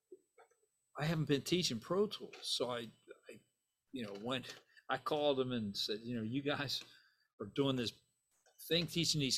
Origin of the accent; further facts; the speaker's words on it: Steubenville, Ohio, United States; moved away; also born or lived in Dallas, Texas; Steubenville, Ohio